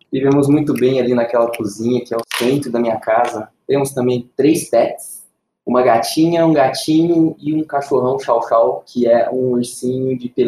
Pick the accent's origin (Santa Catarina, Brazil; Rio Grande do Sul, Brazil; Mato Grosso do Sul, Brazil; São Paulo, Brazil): São Paulo, Brazil; Ribeirão Preto; also born or lived in Campina Verde; now in Uberlândia, Brazil; Eu sou mineiro também, tenho 35 anos, eu sou natural da cidade de Campina Verde, me criei na cidade de Ribeirão Preto